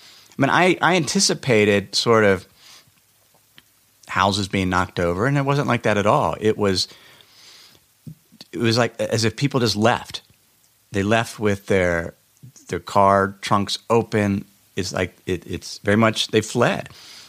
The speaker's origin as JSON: {"language": "English", "town": "Cincinnati", "region": "Ohio", "country": "United States", "tie": "born or raised there", "said": "Last week, I went back to my hometown in Cincinnati, Ohio, for my mother's 75th birthday party."}